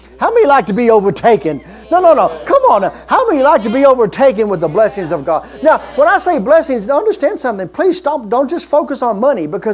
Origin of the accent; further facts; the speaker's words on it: Kentucky, United States; I'm from Kentucky